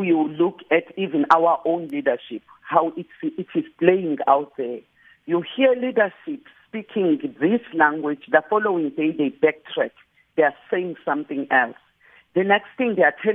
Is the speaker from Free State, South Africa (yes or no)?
no; KwaZulu-Natal, South Africa; I am from KwaZulu-Natal